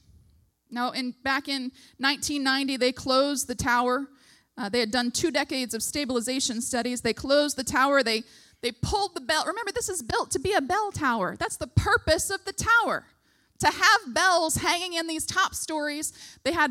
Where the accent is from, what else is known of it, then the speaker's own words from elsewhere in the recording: United States; as an American